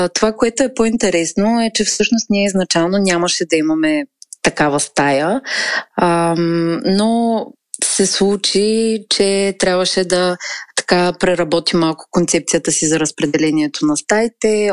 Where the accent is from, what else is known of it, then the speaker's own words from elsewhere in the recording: Razgrad, Razgrad Province, Bulgaria; moved away as an adult; now in Varna, Bulgaria; Живея във Варна, родом съм от Разград. Преместих се тук заради висшето си образование